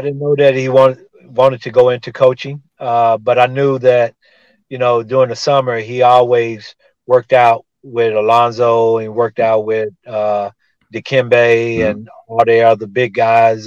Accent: Tulsa, Oklahoma, United States; my hometown of Tulsa, Oklahoma

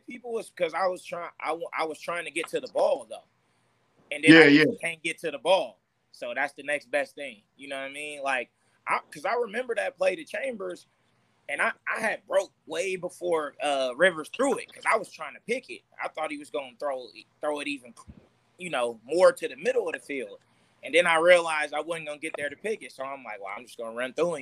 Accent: Oakland, California, United States; it's my hometown

